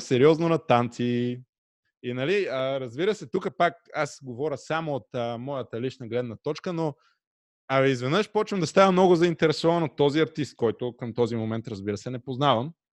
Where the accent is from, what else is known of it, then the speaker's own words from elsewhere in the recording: Pernik, Pernik Province, Bulgaria; Радио Enjoy, разбира се, в град Перник, откъдето съм аз.